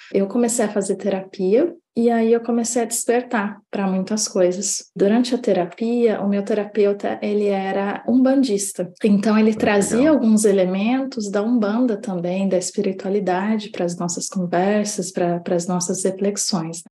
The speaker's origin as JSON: {"language": "Portuguese", "town": "Indaiatuba", "region": "São Paulo", "country": "Brazil", "tie": "born or raised there", "moved": "yes", "said": "eu cheguei a fazer no Brasil, na minha cidade natal, em Dayatuba"}